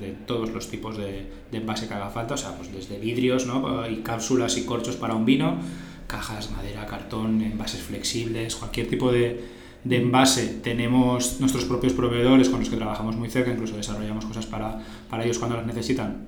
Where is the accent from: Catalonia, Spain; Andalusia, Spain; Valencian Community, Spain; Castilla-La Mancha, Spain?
Valencian Community, Spain; Sueca; yo encima soy del pueblo del arroz. mi, pueblo es Sueca, que está a 30 kilómetros de, aquí de Valencia